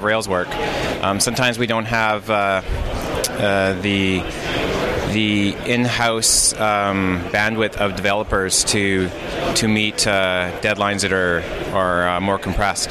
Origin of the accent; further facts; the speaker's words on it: Vancouver, British Columbia, Canada; I'm from Vancouver, British Columbia.